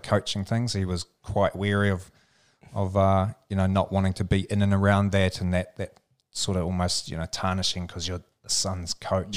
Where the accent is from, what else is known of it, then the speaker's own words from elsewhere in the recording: Alexandra, Otago, New Zealand; little town called Alexandra